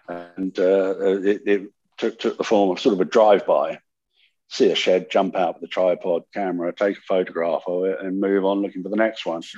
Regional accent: California, United States; I grew up in California

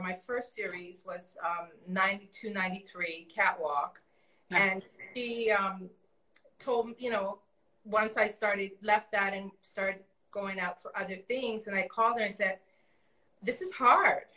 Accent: Canada; also born or lived in Toronto; we grew up in Canada

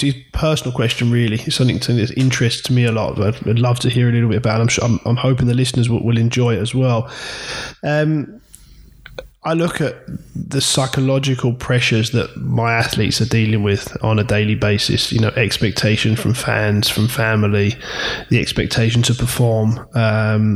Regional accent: England, United Kingdom; being English and sort of live or British, sorry, growing in this area

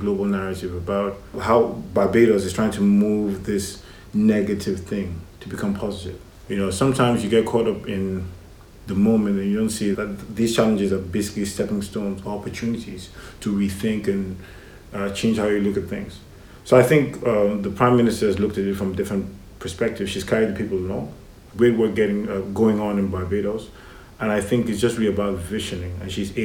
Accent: Lagos, Nigeria; also born or lived in Kaduna State, Nigeria; now in Atlanta, United States; I spent the first 5 years in Kaduna and then I moved to Lagos. Basically grew up in Lagos.

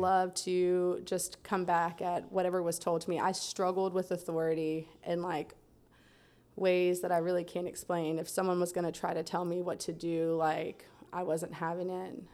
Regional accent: Lake Wales, Florida, United States; I'm from Central Florida. I was born in Lake Wales

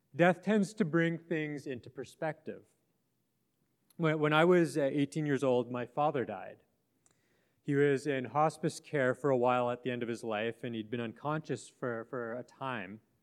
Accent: Western Canada, Canada; I grew up in Western Canada on, on the plains there

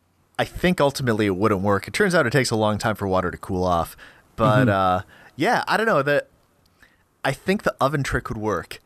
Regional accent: Grand Forks, North Dakota, United States; in Grand Forks, which is this like little iceberg on the prairie in North Dakota.

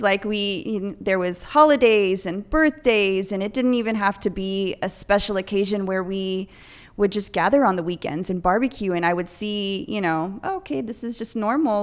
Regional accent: Salinas, California, United States; I was born and raised in Salinas at, um, Memorial

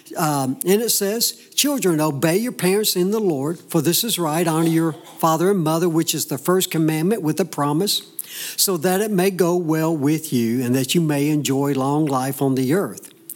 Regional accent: the South, United States; growing up in the South, you you raise up in a home that understands that you go to church.

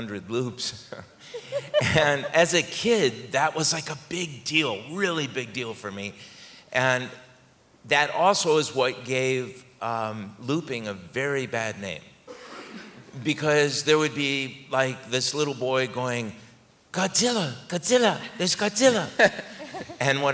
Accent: New York, United States; I grew up in New York

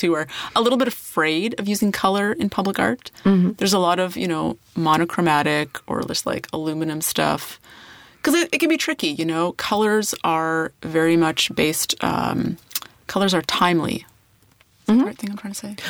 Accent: Saskatchewan, Canada; moved away; my hometown in Saskatchewan

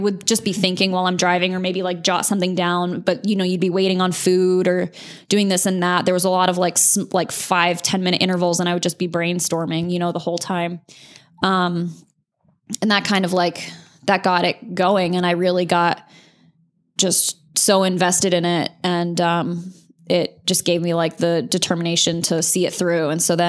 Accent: Azores, Portugal; born there; also born or lived in Charleston / Connecticut / Sardinia / New Hampshire; My dad was in the Navy. So I was born in the Azores off of Portugal. And then I lived in, Charleston, South Carolina, Connecticut, Sardinia, Italy, and then New Hampshire.

